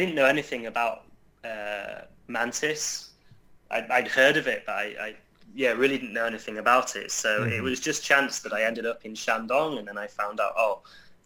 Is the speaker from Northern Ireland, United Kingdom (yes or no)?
no; Yorkshire and the Humber, United Kingdom; moved away as an adult; now in China; where I was growing up in Yorkshire